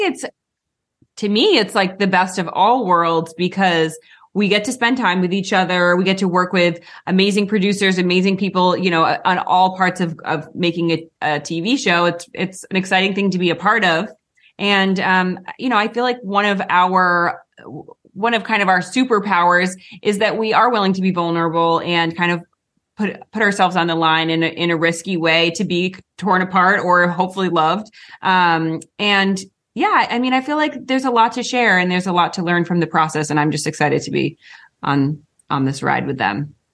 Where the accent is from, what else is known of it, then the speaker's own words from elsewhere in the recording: Rhode Island, United States; we grew up in Rhode Island